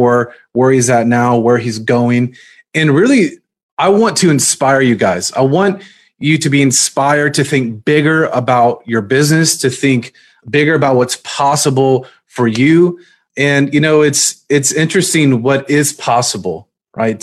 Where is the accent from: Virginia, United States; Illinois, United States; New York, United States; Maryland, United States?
Virginia, United States; I'm actually from Virginia